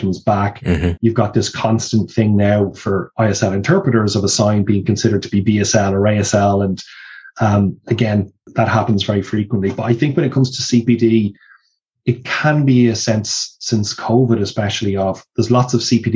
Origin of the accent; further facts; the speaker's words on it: Ireland; in Ireland, we've been a little bit stuck, not necessarily in a negative way, but because of the fact we're an English-speaking country